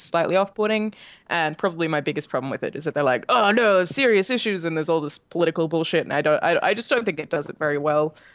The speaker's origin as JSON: {"language": "English", "country": "Australia", "moved": "as an adult", "lives_now": "California, United States"}